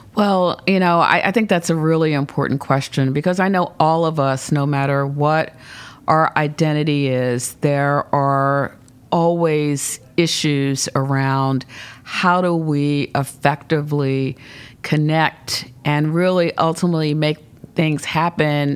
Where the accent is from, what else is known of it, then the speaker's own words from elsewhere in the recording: Philadelphia, Pennsylvania, United States; also born or lived in Charlottesville, Virginia / Baltimore, Maryland / North Garden, Virginia; grew up initially in North Philadelphia, and we moved to West Philadelphia and, uh, lived there for a number of years.